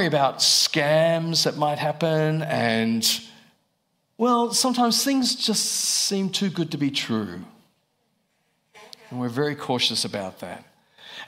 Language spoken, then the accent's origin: English; Australia; moved away as an adult; I'm from Australia, if you're wondering about the accent.